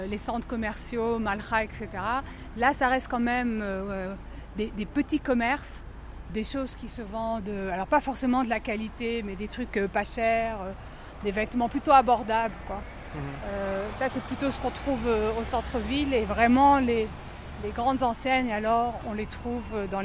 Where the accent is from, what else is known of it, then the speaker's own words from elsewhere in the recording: eastern France, France; Moi, je viens euh, de l'est de la France, donc c'est un, endroit plus froid.